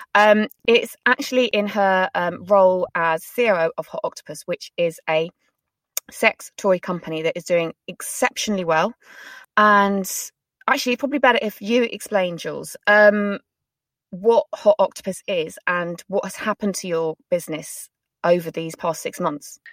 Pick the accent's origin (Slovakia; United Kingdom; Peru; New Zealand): United Kingdom; we're very British